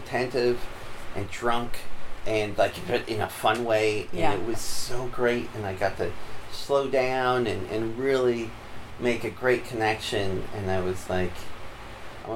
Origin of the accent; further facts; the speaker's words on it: Utah, United States; now in Seattle, United States; growing up in Utah